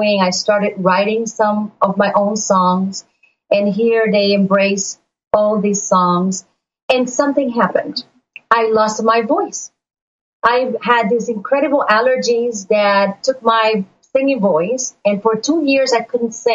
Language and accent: English; Puerto Rico; now in Florida, United States; I was born and raised in Puerto Rico